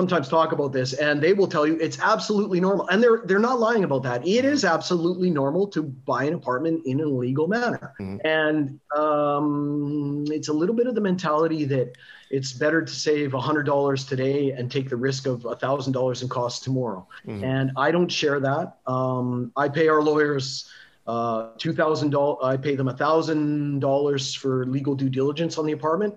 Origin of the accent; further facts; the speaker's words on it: Canada; also born or lived in Montenegro; now in Kiev, Ukraine; maybe I'm Canadian